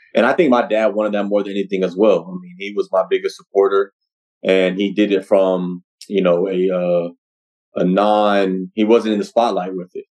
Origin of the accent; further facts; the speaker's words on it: Norman, Oklahoma, United States; I'm from Oklahoma